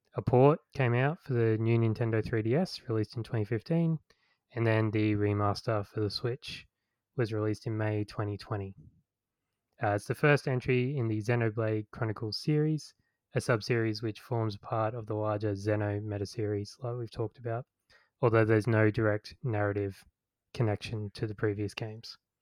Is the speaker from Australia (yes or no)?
yes; Australia; growing up in Australia